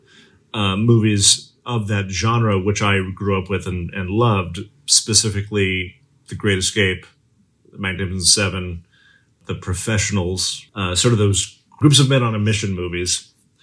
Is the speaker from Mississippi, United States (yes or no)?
no; Los Angeles, California, United States; I grew up in Los Angeles